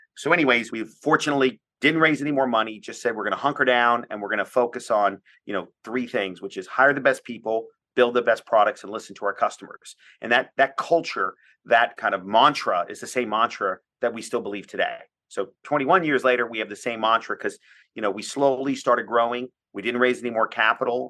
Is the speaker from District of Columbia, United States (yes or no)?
yes; Washington, District of Columbia, United States; I'm from the Washington, D C area